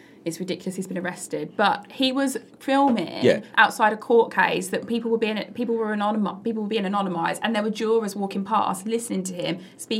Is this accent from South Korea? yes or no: no; Midlands, United Kingdom; now in London, United Kingdom; But I grew up in the Midlands, yeah.